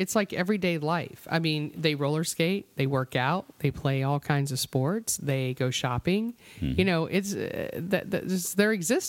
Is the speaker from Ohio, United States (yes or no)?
no; Florida, United States; I was born and raised in Florida.